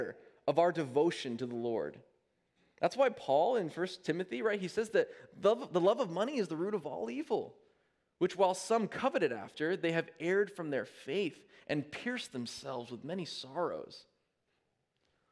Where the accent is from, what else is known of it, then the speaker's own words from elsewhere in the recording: United States; we understand as American people